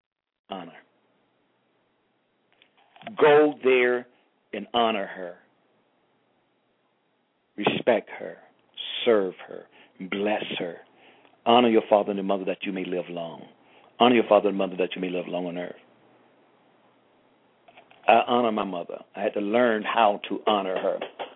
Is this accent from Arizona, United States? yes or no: no; Georgia, United States; I grew up in Georgia, hard-working man, but he had a business mind.